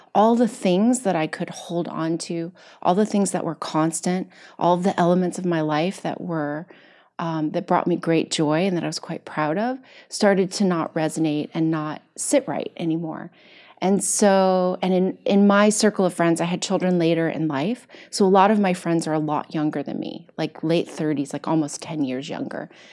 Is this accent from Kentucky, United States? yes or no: yes; Kentucky, United States; I'm from Kentucky